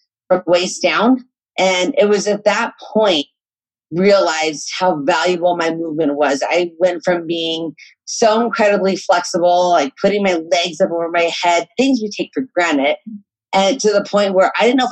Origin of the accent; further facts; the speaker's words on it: Colorado, United States; I grew up in Colorado and very outdoors area in the San Juan Mountains